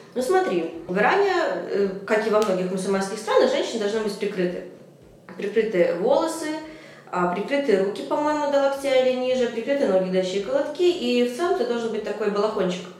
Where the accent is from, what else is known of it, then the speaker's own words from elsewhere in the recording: Minsk, Belarus; я из Минска